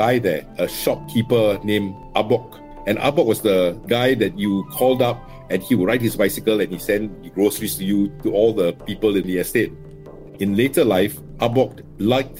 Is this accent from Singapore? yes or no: yes; Singapore; I grew up in District 11 in an enclave called Jalan Pemimpin.